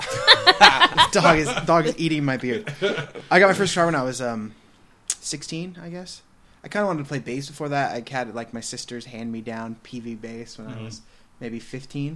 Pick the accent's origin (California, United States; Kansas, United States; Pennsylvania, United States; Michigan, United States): California, United States; Camarillo; I'm from Camry originally